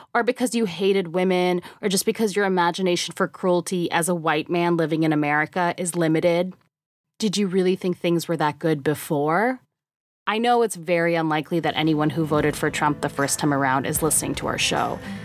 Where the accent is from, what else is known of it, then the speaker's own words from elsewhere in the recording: Canada; moved away as an adult; now in United States; I've only lived in the US for a year and a half, and as an immigrant, I am beholden to how everyone else plans on voting this year. And as a Canadian